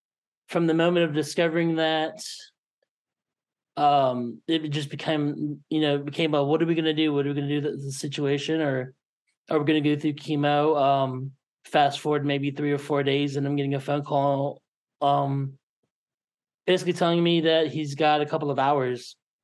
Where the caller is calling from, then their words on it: Kansas City, Missouri, United States; I'm coming from Kansas City, Missouri.